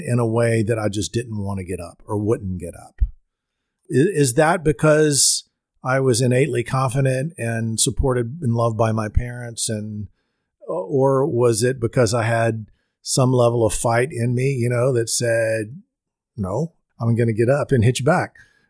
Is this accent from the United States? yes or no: yes; Louisiana, United States; Well, I grew up in Louisiana and very much in a sports-oriented family, an LSU family.